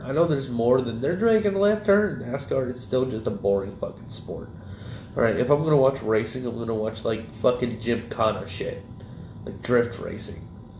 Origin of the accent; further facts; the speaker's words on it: Callahan, Florida, United States; I grew up in Callahan, right? And Callahan's full of, you know, fucking rednecks.